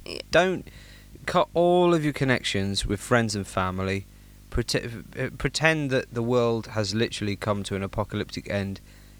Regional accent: England, United Kingdom; I am actually English.

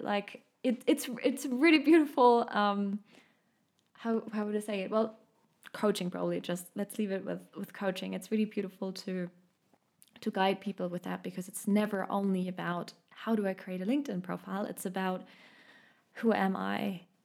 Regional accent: Munich, Bavaria, Germany; accent: German; English is a second language; now in Stuttgart, Germany; I grew up in Munich. I now live in Stuttgart

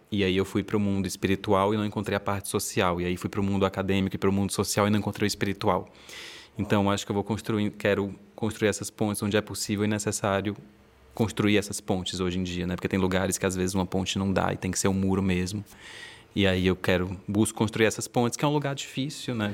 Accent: Fortaleza, Ceará, Brazil; now in Rio de Janeiro, Brazil; Mas eu sou de Fortaleza, estou morando no Rio de Janeiro

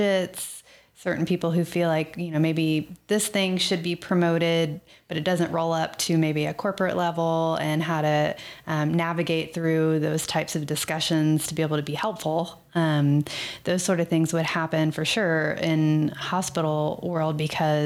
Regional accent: Texas, United States; moved away; I'm from Texas

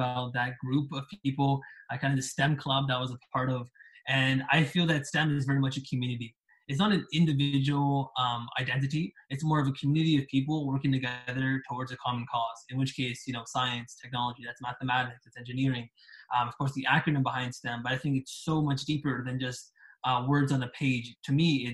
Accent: Canada; I am from Canada

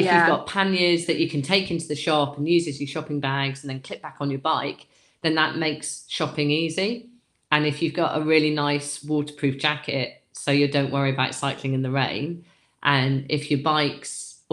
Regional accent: New Forest, South East England, United Kingdom; now in Yorkshire Dales, United Kingdom; I live in the Yorkshire Dales National Park now, but I grew up in the New Forest National Park.

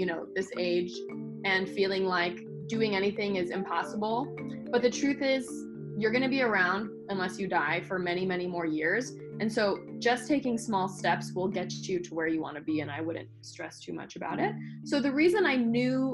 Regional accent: Los Angeles, California, United States; I'm from Los Angeles, the land of failed actors and actresses

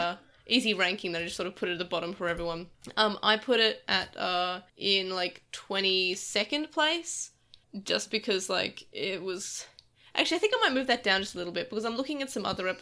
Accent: Australia; As an Australian

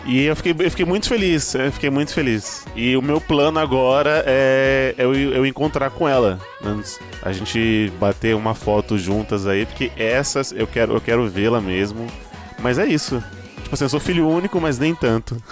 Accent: São Paulo, Brazil; also born or lived in Bahia; eu sou baiano, então com dois anos minha mãe me trouxe pra cá, pra São Paulo.

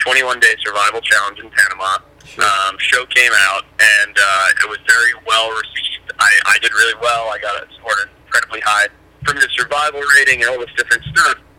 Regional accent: Zimbabwe; now in United States; I grew up in Southern Africa.

